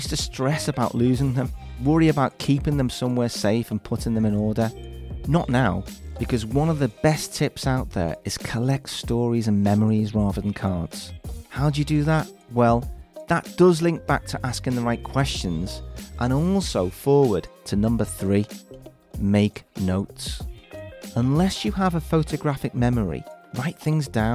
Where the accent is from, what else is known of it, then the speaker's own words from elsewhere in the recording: Liverpool, North West England, United Kingdom; my hometown of Liverpool